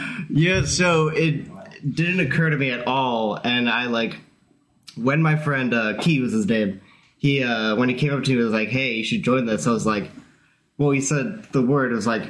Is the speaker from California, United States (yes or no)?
yes; Fresno, California, United States; So I'm from Fresno, California. I was born and raised there, basically. I go to Fresno State, music ed major